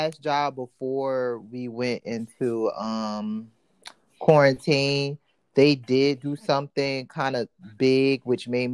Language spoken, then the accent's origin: English; East Coast, United States; I grew up on the East Coast